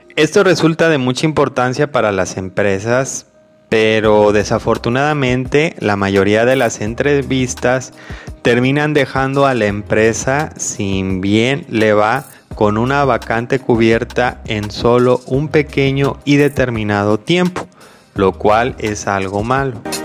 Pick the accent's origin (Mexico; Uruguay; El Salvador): Mexico; primero yo soy de México, soy mexicano